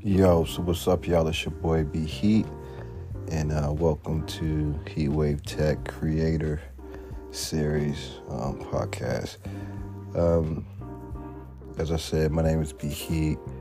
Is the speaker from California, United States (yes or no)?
no; Washington, District of Columbia, United States; born and raised in Washington, D.C., metropolitan area